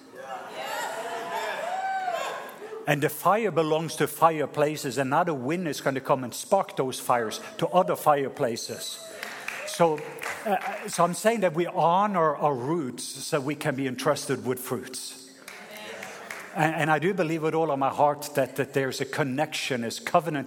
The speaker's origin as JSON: {"language": "English", "country": "Norway", "moved": "yes", "said": "my home country, Norway"}